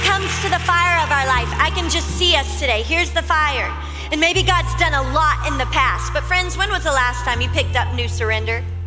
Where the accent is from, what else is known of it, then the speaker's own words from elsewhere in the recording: Louisiana, United States; I'm from Louisiana, my family, we always did bonfires this time of year.